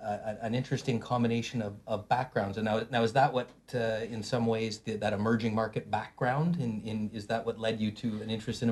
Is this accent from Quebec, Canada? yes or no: yes; Montreal, Quebec, Canada; moved away; also born or lived in Toronto; I grew up in Montreal and lost all my French when I moved to Toronto.